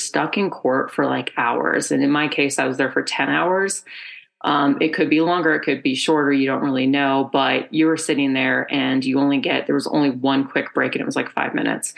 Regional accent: Colorado, United States; I'm from Colorado, I'm a native

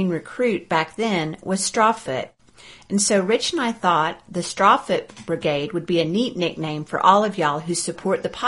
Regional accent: Fayetteville, Arkansas, United States; just up the road from my hometown of Fayetteville.

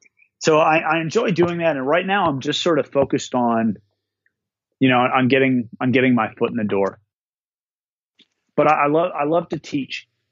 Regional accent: Minnesota, United States; up in the North Woods, my home state of Minnesota

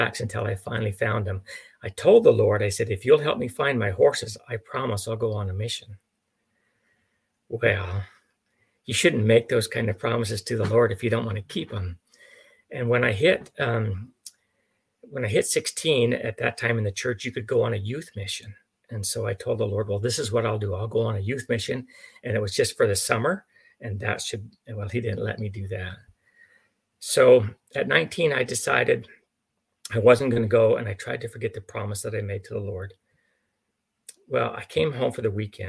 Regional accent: Mancos, Colorado, United States; now in Oklahoma, United States; I grew up in Mancos, Colorado, which is the southwestern corner around Durango

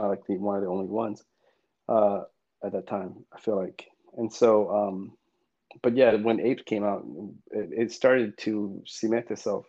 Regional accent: Thailand; Thai, I'm from Thailand.

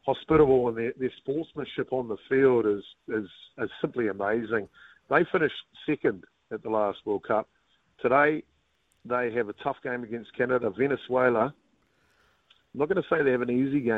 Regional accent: New Zealand; as a Kiwi

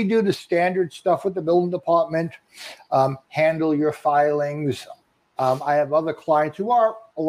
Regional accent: Long Island, New York, United States; Born and raised on Long Island.

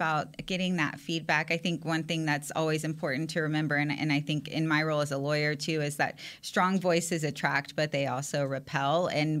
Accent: San Antonio, Texas, United States; So I'm from San Antonio, Texas, which is huge Cowboys country.

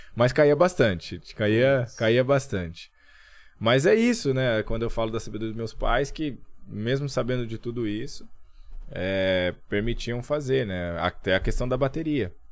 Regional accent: Camanducaia, Minas Gerais, Brazil; eu cresci em Camanducaia

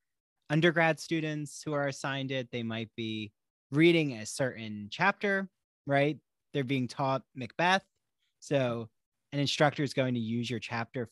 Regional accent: New Jersey, United States; growing up in New Jersey.

